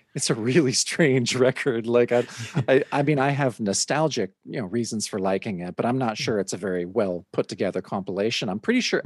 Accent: Mount Hood, Oregon, United States; we lived in a little trailer on the on uh, a mountain here in Oregon called Mount Hood

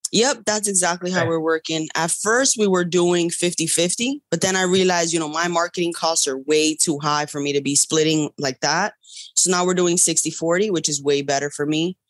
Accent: New York, United States; I'm from New York.

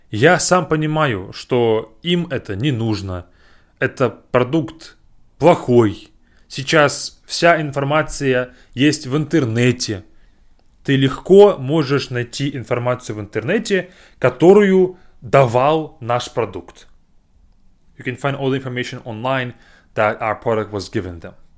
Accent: Novosibirsk, Novosibirsk Oblast, Russia; moved away; Я приехал в Новосибирск, в мой родной город

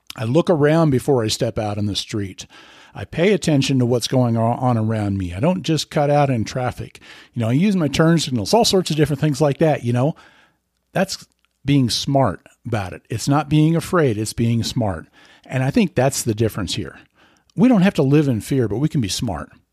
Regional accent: Lincoln, Nebraska, United States; I'm from Lincoln, Nebraska

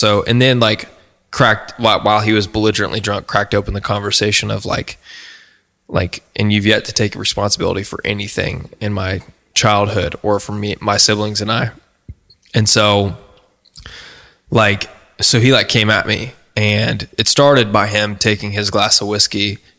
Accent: Oregon, United States; born there; So I was born in Oregon originally.

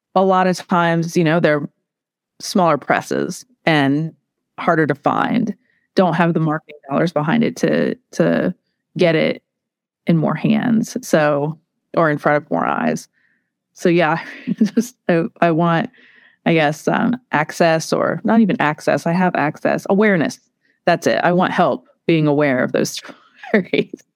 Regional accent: Portsmouth, Ohio, United States; I grew up in this place

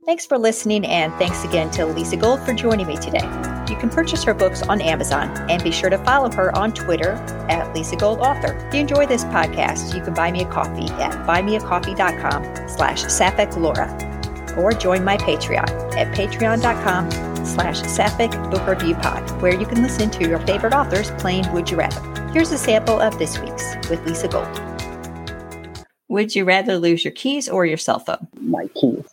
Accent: United States; being an American

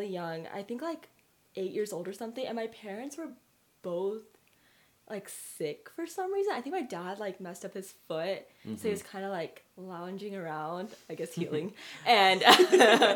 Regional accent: Dallas, Texas, United States; moved away as an adult; now in San Antonio, United States; I grew up in Dallas

